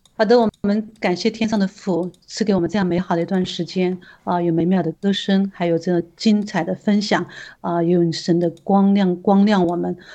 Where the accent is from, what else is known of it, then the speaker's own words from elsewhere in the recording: China; 我们中国人